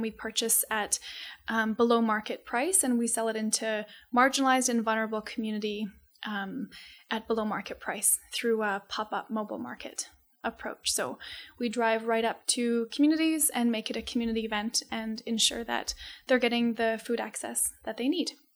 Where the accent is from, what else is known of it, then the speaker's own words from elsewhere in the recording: Calgary, Alberta, Canada; we moved to Calgary when, I wanna say I was, like, two or three months old. So Calgary is my home